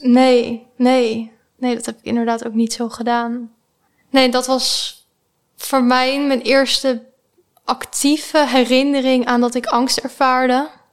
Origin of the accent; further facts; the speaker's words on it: The Hague, South Holland, Netherlands; accent: Haags; Ik kom uit Den Haag. Waarschijnlijk, eh, kunnen jullie dat wel horen